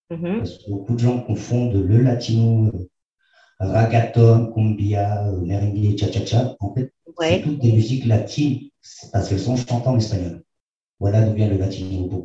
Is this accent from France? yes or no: no; Argentina; born there; Je suis né en Argentine pendant le coup d'État du Chili.